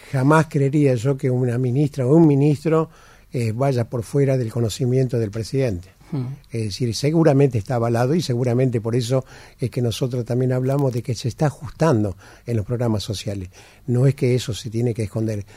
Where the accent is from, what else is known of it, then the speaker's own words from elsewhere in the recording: Argentina; somos nosotros, los argentinos